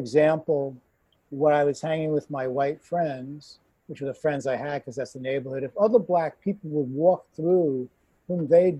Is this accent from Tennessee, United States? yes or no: no; New York, United States; moved away as an adult; now in Toronto, Canada; growing up in New York, predominantly in a white neighborhood